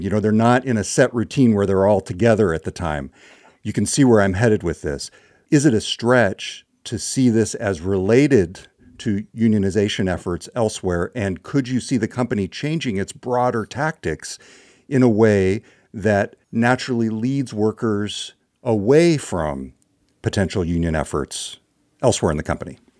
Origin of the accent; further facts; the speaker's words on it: Orland, California, United States; my hometown of Orland, California